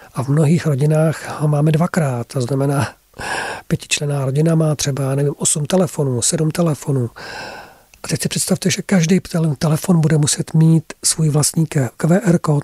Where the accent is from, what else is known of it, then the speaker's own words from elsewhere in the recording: Czechia; first language Czech; tady máme mateřský jazyk, český jazyk, máme tady také naši historii